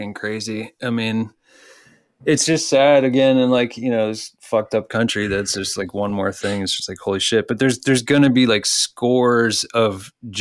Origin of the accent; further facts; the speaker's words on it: Texas, United States; I was born in Texas